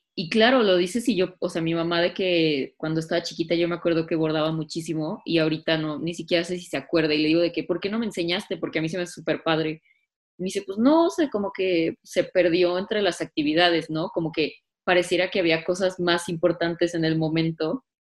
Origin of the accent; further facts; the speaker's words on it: Mexico; nosotros como mexicanos